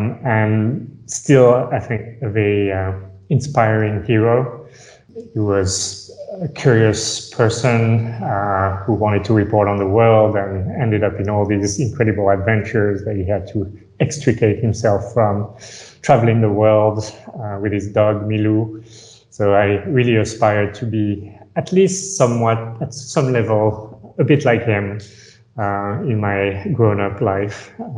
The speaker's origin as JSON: {"language": "English", "country": "France", "tie": "born or raised there", "second_language": "English", "said": "So I came from France. I'm a pure product of the French system, I would say. Grew up in France, moved around a lot."}